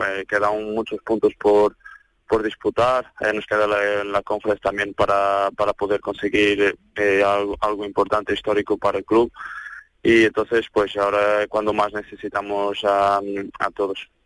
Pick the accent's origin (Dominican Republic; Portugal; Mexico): Portugal; Spanish is a second language; moved away as an adult; now in Seville, Spain; Yo estaba en el Maya, así un equipo de mm, un club de mi pueblo